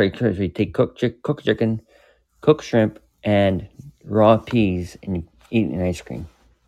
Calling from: Canada; I'm in Canada.

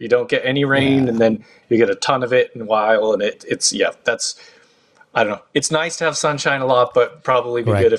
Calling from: Los Angeles, California, United States; I am in Los Angeles.

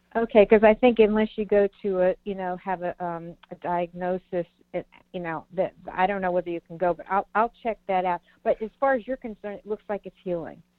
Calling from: Virginia, United States; I'm calling from Virginia.

